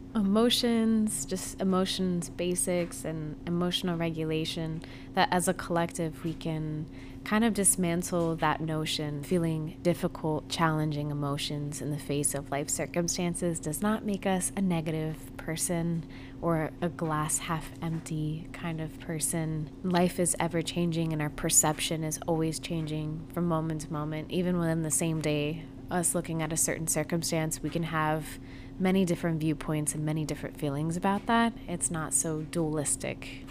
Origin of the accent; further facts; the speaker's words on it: Florida, United States; I grew up in Florida